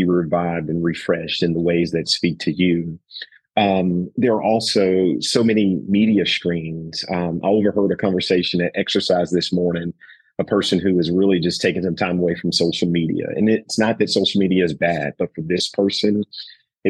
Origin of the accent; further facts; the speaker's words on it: the South, Southern United States, United States; I'm from the South as well